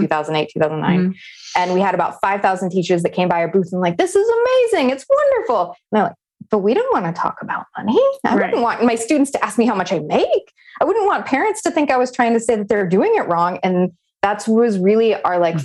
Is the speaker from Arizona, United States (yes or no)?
yes; Navajo and Hopi reservation, Arizona, United States; I grew up on the Navajo and Hopi reservation